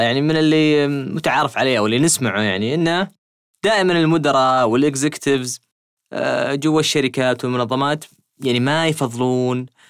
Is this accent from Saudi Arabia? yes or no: yes; Saudi Arabia; عندنا في السعوديه